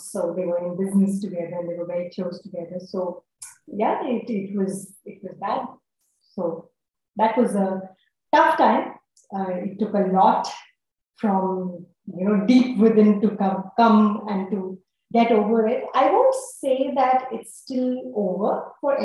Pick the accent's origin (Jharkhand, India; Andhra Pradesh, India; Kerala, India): Jharkhand, India; I'm a Brahmin from Jharkhand